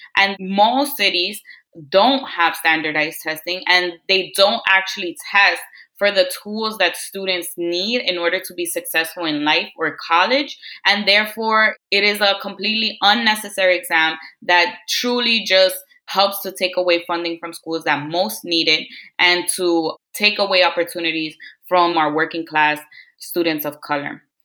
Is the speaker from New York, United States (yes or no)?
yes; New York City, New York, United States; I'm also born and raised in Queens, New York